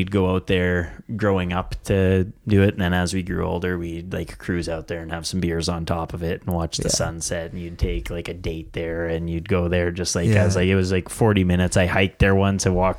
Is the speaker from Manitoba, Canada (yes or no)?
no; near Big Muddy Valley, Saskatchewan, Canada; moved away as an adult; also born or lived in Vancouver; it's right on top of Castle Butte in the Big Muddy Valley, pretty close to my hometown where I grew up.